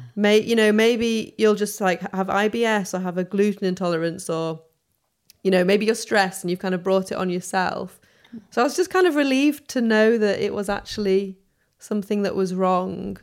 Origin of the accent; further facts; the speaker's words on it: Sheffield, Yorkshire and the Humber, United Kingdom; accent: soft northern; moved away as an adult; now in London, United Kingdom; I'm from Sheffield